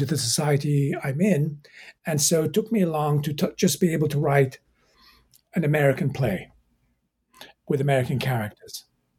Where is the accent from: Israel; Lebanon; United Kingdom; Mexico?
United Kingdom; England; also born or lived in Egypt; I was raised in England. I was born in Egypt, raised in England. I did go back to Cairo to do my undergraduate degrees.